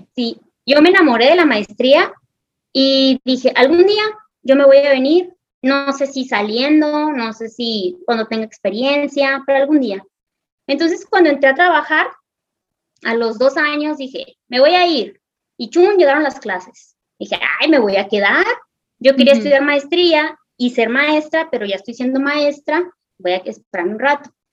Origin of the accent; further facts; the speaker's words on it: northern Mexico, Mexico; nosotros los mexicanos